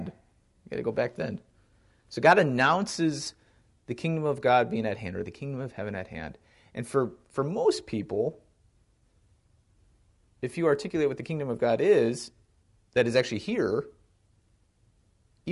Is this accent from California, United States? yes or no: no; Wisconsin, United States; I grew up in Wisconsin